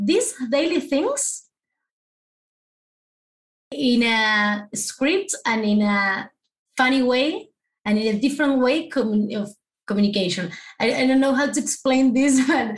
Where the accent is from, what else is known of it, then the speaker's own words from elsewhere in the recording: Argentina; first language Spanish; English is a second language; I'm from Argentina, so you know we speak Spanish.